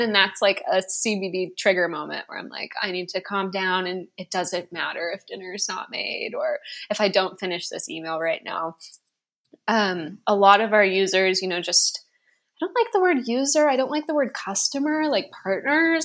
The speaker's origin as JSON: {"language": "English", "region": "West Coast", "country": "United States", "tie": "born or raised there"}